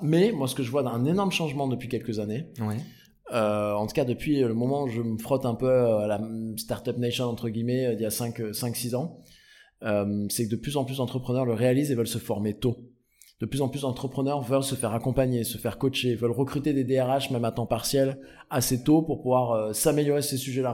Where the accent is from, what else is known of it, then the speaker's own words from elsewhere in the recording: Aix-en-Provence, Provence-Alpes-Côte d'Azur, France; moi je viens du Sud, je suis né et grandi avec Aix-en-Provence